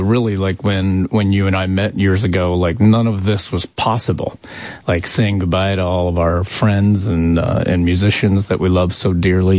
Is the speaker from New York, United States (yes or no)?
no; Erie, Pennsylvania, United States; moved away; I came from Erie, Pennsylvania